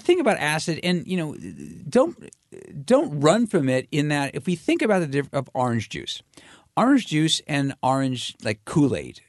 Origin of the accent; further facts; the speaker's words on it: California, United States; I come from California